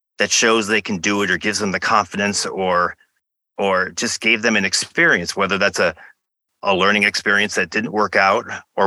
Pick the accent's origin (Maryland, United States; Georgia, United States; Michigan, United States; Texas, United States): Michigan, United States; I went to some sports camps growing up in Michigan